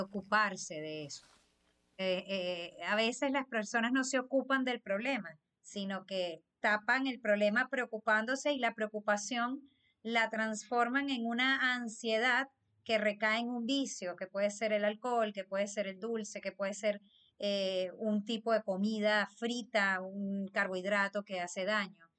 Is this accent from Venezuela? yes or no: yes; Venezuela; los venezolanos que no es, mm, crecimos comiendo fritura